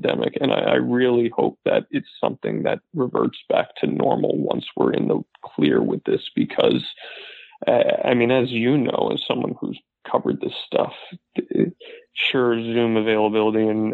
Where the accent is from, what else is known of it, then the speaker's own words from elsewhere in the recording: New Jersey, United States; now in Florida, United States; I'm originally from New Jersey, you know, New York City area